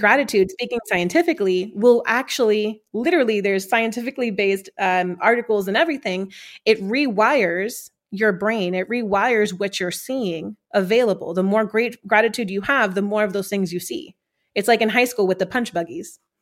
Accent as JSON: {"language": "English", "town": "New York City", "region": "New York", "country": "United States", "tie": "born or raised there", "said": "growing up in Corona, Queens, New York"}